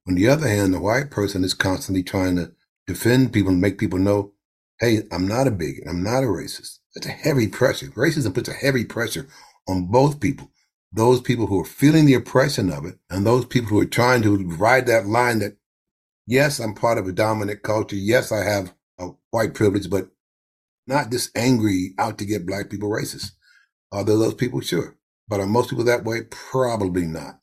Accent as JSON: {"language": "English", "town": "New York City", "region": "New York", "country": "United States", "tie": "born or raised there", "also_born_or_lived": "Harlem", "said": "we moved from Harlem to Brooklyn."}